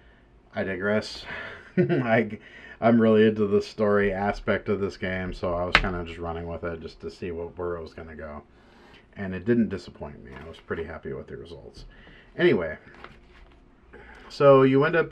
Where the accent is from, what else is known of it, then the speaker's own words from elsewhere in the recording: Cornelius, Oregon, United States; I live in a town, or I grew up in a town in Oregon called Cornelius